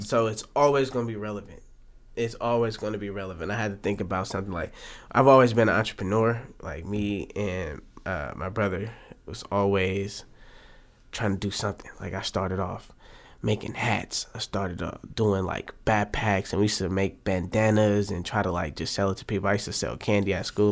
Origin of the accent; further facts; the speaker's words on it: Oakland, California, United States; I'm from West Oakland, born and raised